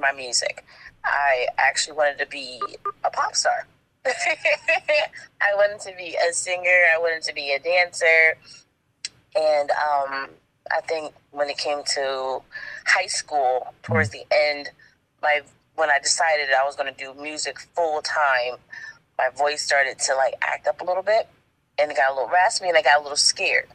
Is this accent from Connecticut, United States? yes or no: yes; Connecticut, United States; now in South Carolina, United States; Connecticut is dope because it's my home, but I'm actually out here in South Carolina now. Like, I moved to South Carolina